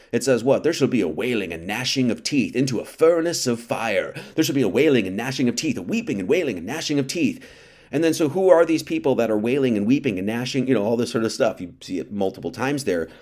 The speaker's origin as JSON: {"language": "English", "region": "Wisconsin", "country": "United States", "tie": "born or raised there", "said": "I grew up in Wisconsin"}